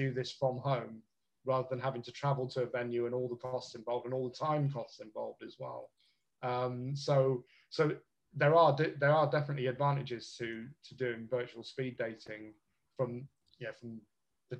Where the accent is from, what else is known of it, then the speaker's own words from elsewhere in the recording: Bristol, South West England, United Kingdom; moved away as an adult; also born or lived in London; now in Liverpool, United Kingdom; I'm from the South myself, as you can probably tell from the accent. I grew up in Bristol